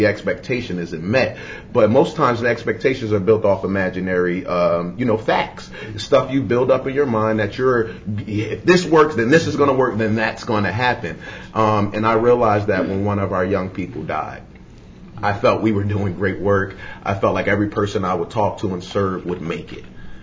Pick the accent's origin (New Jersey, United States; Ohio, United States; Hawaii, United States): New Jersey, United States; Newark; I come from Newark, New Jersey. I come from, you know, violent neighborhood, you know, dysfunctional families